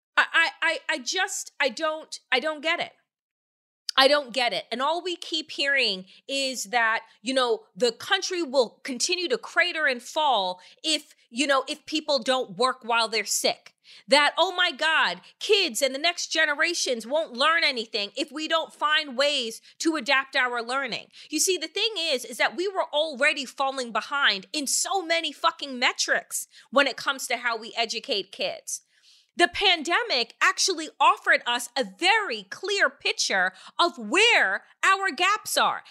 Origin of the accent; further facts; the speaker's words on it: Eastern Long Island, New York, United States; when I was growing up on Eastern Long Island